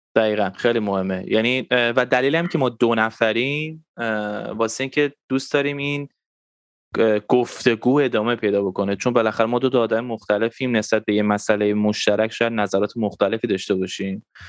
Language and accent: Persian; Tehran, Tehran Province, Iran; منم خب تو تهران بزرگ شدم